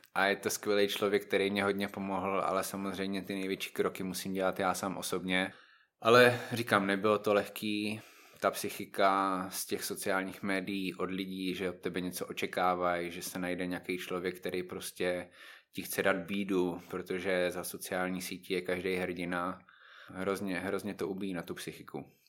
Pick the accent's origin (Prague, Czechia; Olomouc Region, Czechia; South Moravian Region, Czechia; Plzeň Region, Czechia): South Moravian Region, Czechia; Znojmo; moved away as an adult; now in Brno, Czech Republic; znojmák, samozřejmě. Znojmo je prostě moje rodné město, ale teďka už většinu času trávím v Brně.